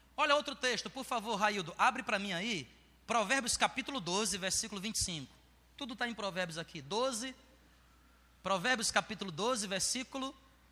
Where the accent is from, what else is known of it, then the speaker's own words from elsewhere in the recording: Ceará, Brazil; moved away; Eu nasci lá no Ceará